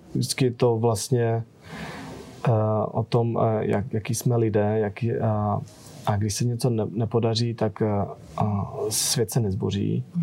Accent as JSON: {"language": "Czech", "town": "Nový Jičín", "region": "Moravian-Silesian Region", "country": "Czechia", "tie": "born or raised there", "moved": "as an adult", "lives_now": "United States", "said": "jsem stále v kontaktu s mojí, s mojí rodinou tady z, z Nového Jičína"}